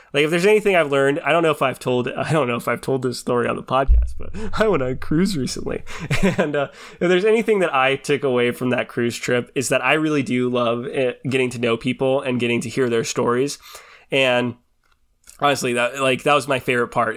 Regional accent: Washington, United States; I grew up in Washington

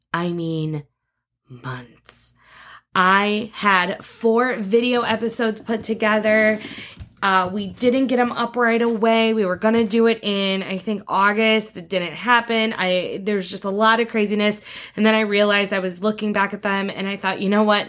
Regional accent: northeast Indiana, United States; I was born in Indiana, in the Northeast Corner, we moved around a lot when I was younger until dad kinda found the perfect farm for us, the perfect place for us to live. And once we found that, we were there for twenty-plus years

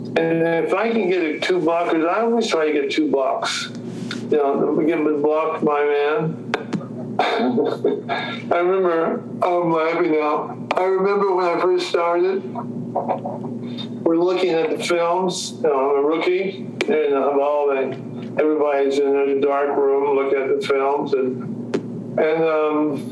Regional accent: Los Angeles, California, United States; moved away as an adult; also born or lived in Utah; I'm from Los Angeles, reared in Los Angeles

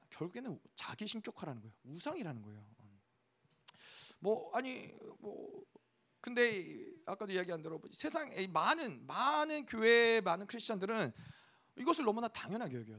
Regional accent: South Korea

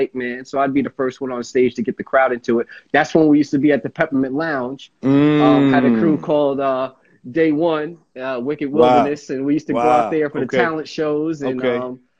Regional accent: Montclair, New Jersey, United States; I'm from Montclair, New Jersey

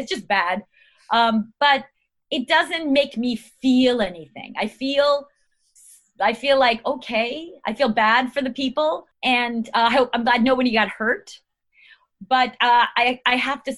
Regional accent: Long Island, New York, United States; now in California, United States; I'm from New York, Long Island

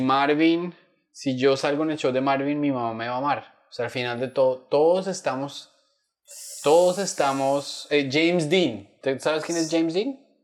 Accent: Bogotá, Colombia; also born or lived in Chitagá / Duitama; yo estudié, o sea, tú, vives en Bogotá, estudias en un colegio del norte

